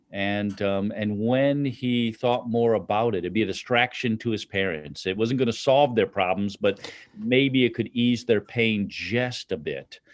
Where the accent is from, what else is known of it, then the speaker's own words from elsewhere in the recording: Chicago, Illinois, United States; moved away; I'm from Chicago